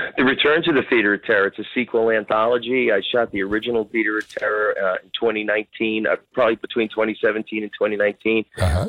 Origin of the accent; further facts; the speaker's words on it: Jersey City, New Jersey, United States; also born or lived in Bloomfield, New Jersey; I was born and raised in Jersey City